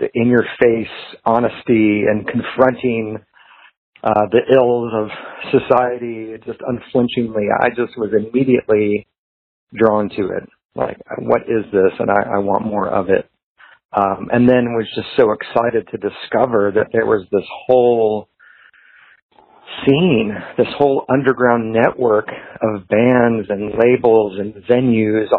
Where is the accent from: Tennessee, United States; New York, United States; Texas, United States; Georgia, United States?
Georgia, United States; Atlanta; I grew up in the Atlanta area